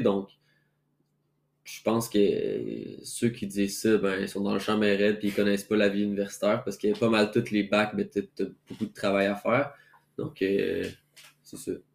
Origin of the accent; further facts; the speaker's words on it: Quebec City, Quebec, Canada; moved away as an adult; now in Montreal, Canada; je viens de Québec, premièrement. Donc, moi, je suis déménagé à Montréal